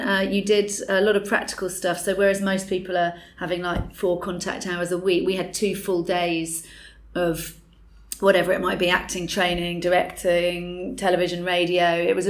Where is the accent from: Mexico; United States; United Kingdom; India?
United Kingdom; Dorset, South West England; I grew up in Dorset.